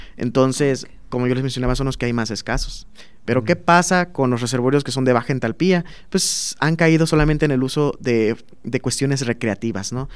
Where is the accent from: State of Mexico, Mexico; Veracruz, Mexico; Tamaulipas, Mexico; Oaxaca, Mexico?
Veracruz, Mexico; Minatitlán; moved away as an adult; now in Celaya, Mexico; en el sur de Veracruz, que es donde yo soy, soy de Minatitlán